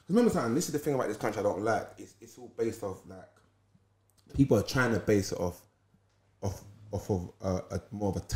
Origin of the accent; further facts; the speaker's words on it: London, United Kingdom; I grew up in Deptford.